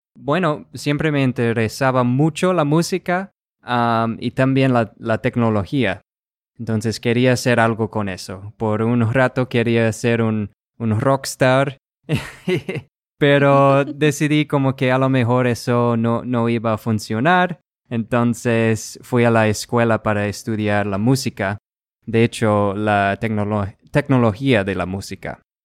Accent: Rochester, Minnesota, United States; first language English; Spanish is a second language; yo soy de Rochester, Minnesota

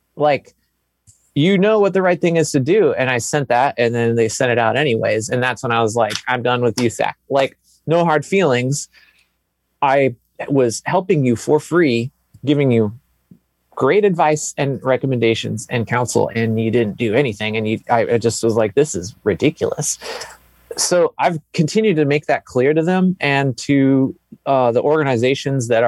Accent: Texas, United States; I was born in the South, I was born in Texas

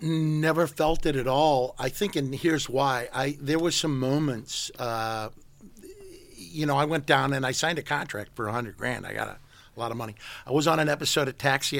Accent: St. Louis, Missouri, United States; moved away as an adult; now in San Francisco, United States; in Saint Louis where I grew up

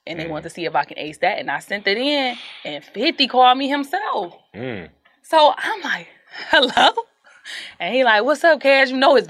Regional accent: Detroit, Michigan, United States; growing up in Detroit, BMF was like the biggest.

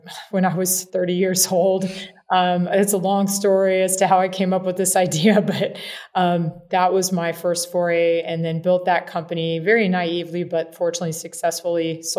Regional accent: Kansas, United States; I'm actually a farm kid. I grew up in Kansas

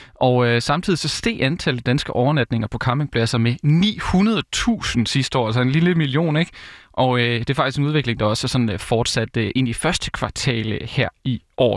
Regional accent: Vejle, Southern Denmark, Denmark; moved away as an adult; also born or lived in Odense; Jeg er jo fra Vejle og har også læst i Vejle

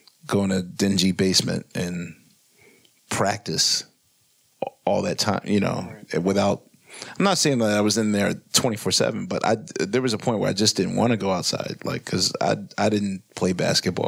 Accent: Philadelphia, Pennsylvania, United States; I grew up in West Philadelphia

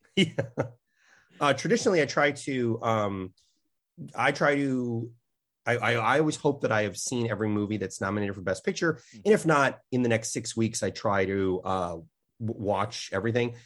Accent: Chicago, Illinois, United States; I'm from Chicago

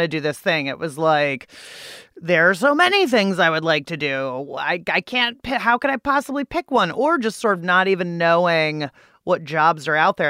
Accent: Pittsburgh, Pennsylvania, United States; now in Washington, D.C., United States; I'm from Pittsburgh, Pennsylvania. It is the only city for me. I don't live there, though. I live in Washington, D C.

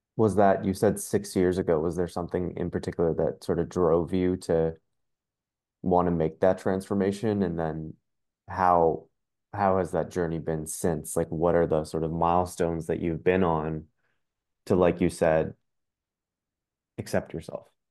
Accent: Ottawa, Ontario, Canada; I'm from Ottawa

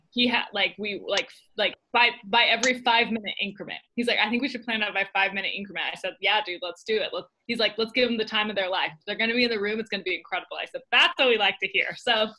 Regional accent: Arvada, Colorado, United States; moved away as an adult; now in Utah, United States; I grew up in Arvada.

